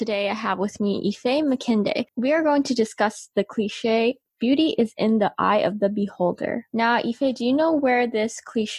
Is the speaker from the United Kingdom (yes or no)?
no; Canada; growing up in Canada, from you know, being a little girl and then going through puberty